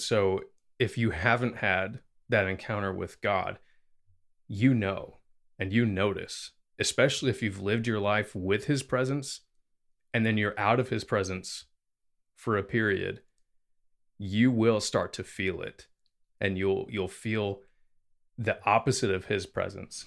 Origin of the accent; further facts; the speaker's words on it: the Bible Belt, United States; growing up in America, especially in what's called the Bible Belt